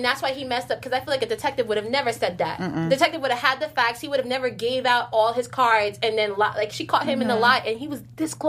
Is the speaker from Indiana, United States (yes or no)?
no; New Jersey, United States; I'm from Jersey.